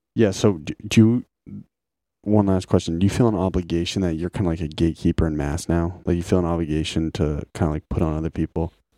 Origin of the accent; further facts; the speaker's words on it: Lincoln, United States; I grew up in Lincoln on Deer Haven Road